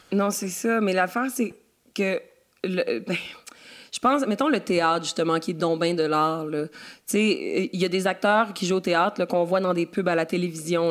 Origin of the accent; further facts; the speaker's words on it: Quebec, Canada; je suis la petite Québécoise